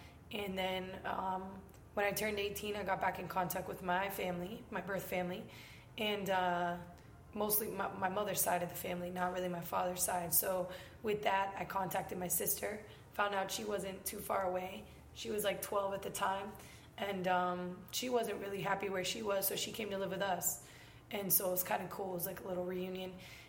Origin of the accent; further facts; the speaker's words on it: Tampa, Florida, United States; So I went to high school and the few years that I went to college for in Tampa. So I guess I'm from Tampa.